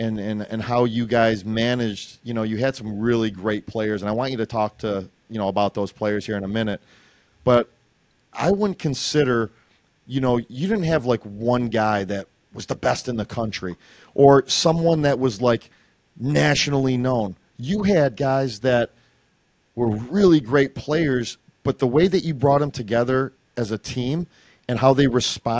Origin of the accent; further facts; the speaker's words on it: West Genesee, New York, United States; I'm from West Tennessee and all, but I root for Section 3, Matt. I root for anyone in Central New York